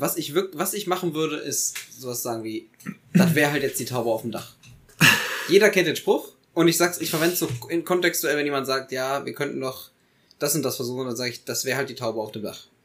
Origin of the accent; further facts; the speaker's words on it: Eifel, Germany; ich komme aus der Eifel